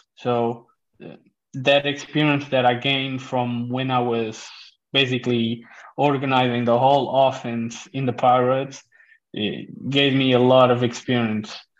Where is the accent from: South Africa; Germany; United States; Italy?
South Africa; also born or lived in Portugal; now in Netherlands; I come from South Africa and we played rugby there